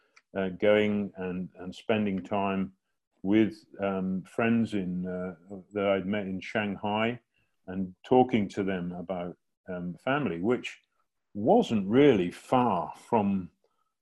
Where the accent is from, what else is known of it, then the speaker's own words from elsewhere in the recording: England, United Kingdom; moved away as an adult; at school when living in England